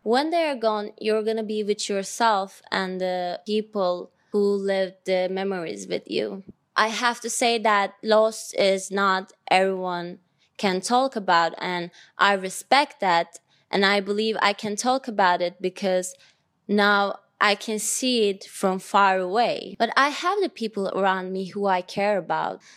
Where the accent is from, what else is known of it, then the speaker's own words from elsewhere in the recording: Ankara, Turkey; I was born in Ankara, Turkey.